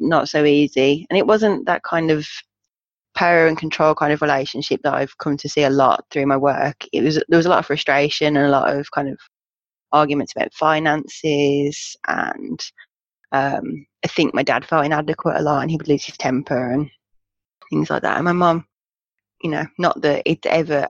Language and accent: English; Black Country, West Midlands, United Kingdom; born or raised there; accent: Black Country; moved away as an adult; now in Birmingham, United Kingdom